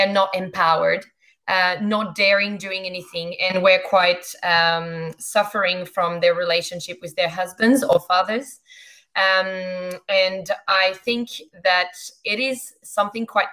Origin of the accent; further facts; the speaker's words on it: Grand Est, France; accent: French; English is a second language; moved away as an adult; also born or lived in Champagne / Canada / England; now in Australia; I am French, actually, born and bred in France